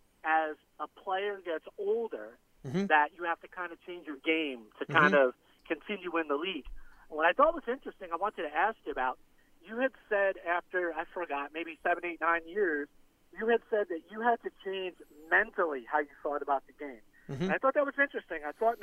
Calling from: Florida, United States; Hey, this is … from the sunny Florida Keys.

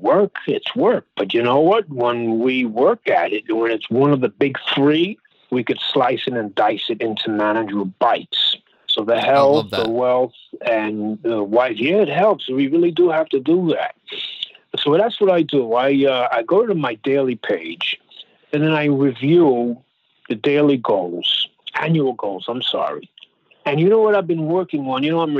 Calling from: Brooklyn, New York, United States; Brooklyn, New York.

